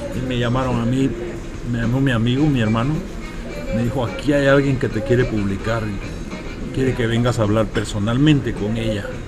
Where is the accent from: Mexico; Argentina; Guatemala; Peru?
Guatemala; moved away; yo soy de Guatemala.